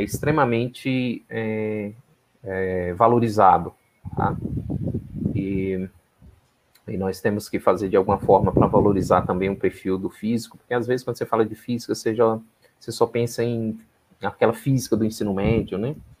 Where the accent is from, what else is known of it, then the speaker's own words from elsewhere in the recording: interior of Minas Gerais, Brazil; moved away as an adult; also born or lived in Paraná; eu sou do interior de Minas, né? então eu sou de uma cidade de 25 mil habitantes, né? É, é, uma cidade que fica às margens do Rio São Francisco.